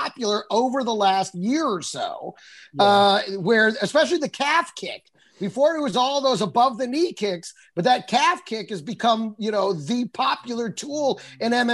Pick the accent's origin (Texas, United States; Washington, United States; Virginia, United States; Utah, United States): Texas, United States; I grew up in Texas